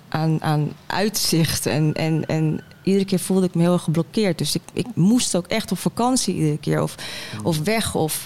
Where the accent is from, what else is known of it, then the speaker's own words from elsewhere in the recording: Heerhugowaard, North Holland, Netherlands; moved away; also born or lived in Den Helder / Rotterdam / Amsterdam; En ik ben opgegroeid in Heer Hugo Waard